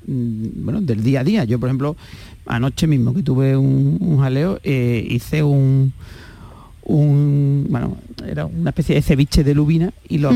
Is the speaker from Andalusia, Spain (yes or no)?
yes; Huelva, Andalusia, Spain; yo como buen onubense, tenemos, yo, bueno, estoy vivo en la tierra de los frutos rojos